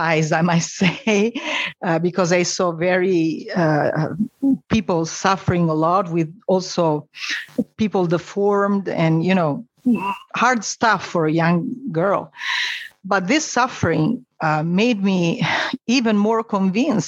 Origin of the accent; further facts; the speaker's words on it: Rome, Lazio, Italy; I was born in Rome and I was raised in a Catholic family